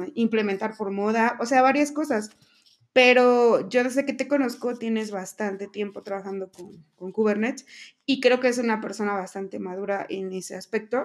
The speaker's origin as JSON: {"language": "Spanish", "region": "Veracruz", "country": "Mexico", "said": "yo también soy de Veracruz"}